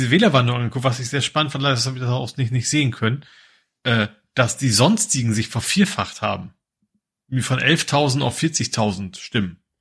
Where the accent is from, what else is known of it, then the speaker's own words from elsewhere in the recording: Lohne, Lower Saxony, Germany; Ja, mit Herz steht bei, Lohne auch, also wo ich herkomme.